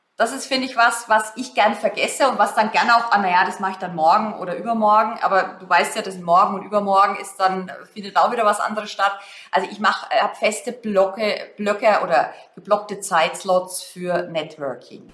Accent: Germany; wir uns als Deutsche

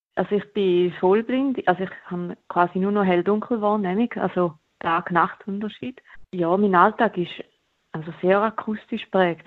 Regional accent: Toggenburg, St. Gallen, Switzerland; in Toggenburg, wo ich aufgewachsen bin.

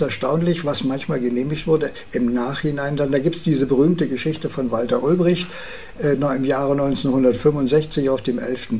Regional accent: Herzberg, Brandenburg, Germany; meiner Heimatstadt Herzberg an der Schwachten Elster

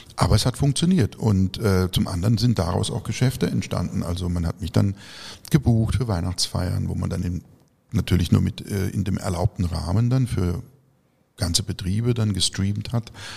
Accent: region around Baden-Baden, Baden-Württemberg, Germany; in meiner Heimatregion um Baden-Baden

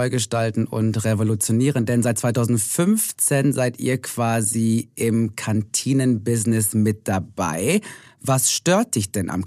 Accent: Hamburg, Germany; Also ich bin ja in Hamburg geboren, groß

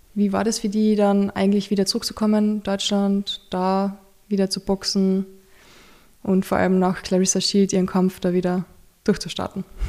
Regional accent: Carinthia, Austria; now in Vienna, Austria; bei uns im Dorf. Und bei uns in Kärnten

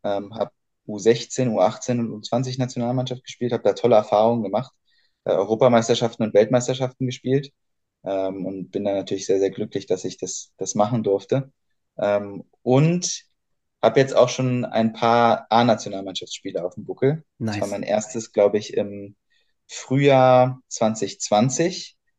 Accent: Berlin, Germany; moved away as an adult; also born or lived in Oldenburg / Bamberg / Göttingen; now in Heidelberg, Germany; bin ursprünglich aus Berlin, in mhm. Berlin geboren und dort aufgewachsen.

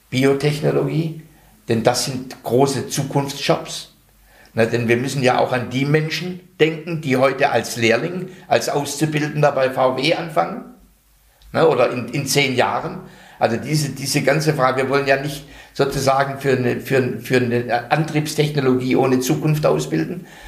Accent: North Rhine-Westphalia, Germany; Ich komme aus dem Ruhrgebiet.

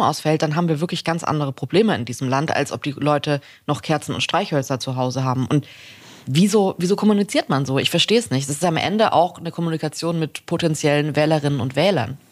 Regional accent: Swabia, Germany; ich komme aus Schwaben

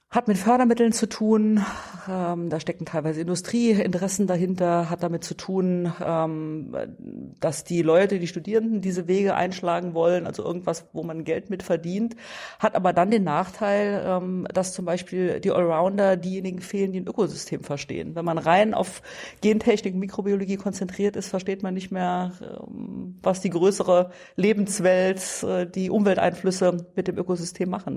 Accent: Dillingen, Saarland, Germany; also born or lived in Saarbrücken; in meiner Heimat, nicht im Heimatort. Das ähm, äh, war und ist die Dillinger Hüttenstadt, äh, die mich geprägt hat

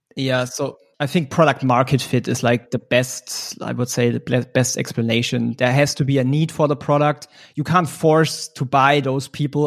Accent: Munich, Bavaria, Germany; I'm from Munich, based in Germany.

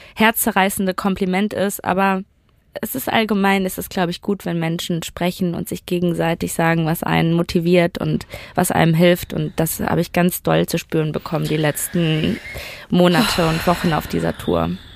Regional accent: Duisburg, North Rhine-Westphalia, Germany; born or raised there

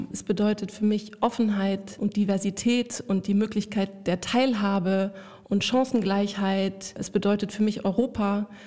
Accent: Luxembourg; Ich bin in Luxemburg aufgewachsen. Es ist ein durch und durch europäisches, internationales Umfeld, ähm, das mich sehr geprägt hat

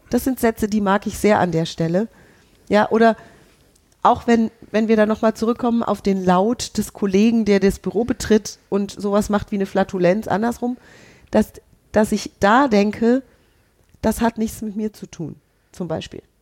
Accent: Hesse, Germany; ich bin ja Hessin.

